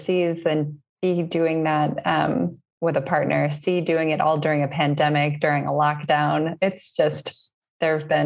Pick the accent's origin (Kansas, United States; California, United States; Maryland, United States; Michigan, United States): Michigan, United States; Northville; moved away as an adult; now in Berlin, Germany; I'm originally from, Northville, Michigan, just right outside of the Ann Arbor area.